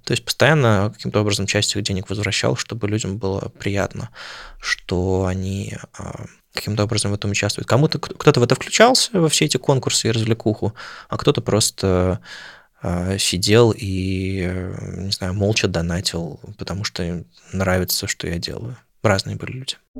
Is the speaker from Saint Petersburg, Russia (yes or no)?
yes; Saint Petersburg, Russia; moved away as an adult; also born or lived in Moscow / Oslo; now in Berlin, Germany; каждый раз возвращение в Питер.